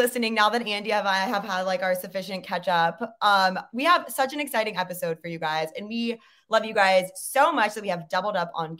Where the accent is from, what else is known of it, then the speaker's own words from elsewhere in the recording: China; cause I grew up in China.